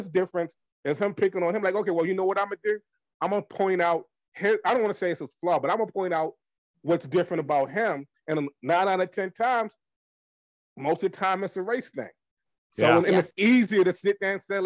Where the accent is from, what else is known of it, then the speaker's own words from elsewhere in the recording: Baltimore, Maryland, United States; I'm from Baltimore, but like my father's side of the family is from the Carolinas.